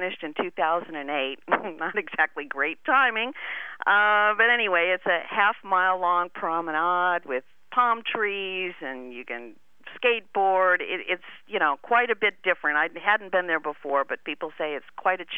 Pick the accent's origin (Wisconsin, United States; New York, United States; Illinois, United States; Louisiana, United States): Wisconsin, United States; Madison; my hometown of Madison, Wisconsin